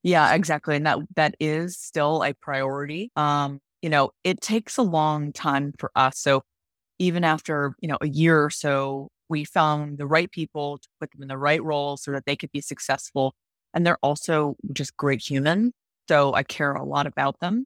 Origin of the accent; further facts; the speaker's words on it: Cleveland, Ohio, United States; moved away; I'm originally from Cleveland, Ohio, and Cleveland is a very strong, um, sports town. And so I grew up going to Browns games